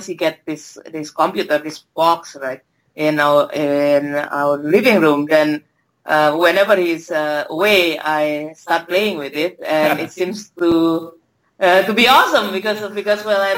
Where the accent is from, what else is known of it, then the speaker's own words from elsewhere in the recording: Indonesia; moved away as an adult; also born or lived in Singapore; now in Australia; I grew up in Indonesia